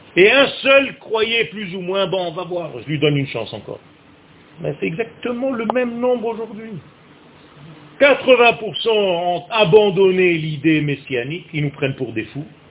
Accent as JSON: {"language": "French", "town": "Beersheba", "region": "Southern District", "country": "Israel", "tie": "born or raised there", "said": "je suis né à Bercheva"}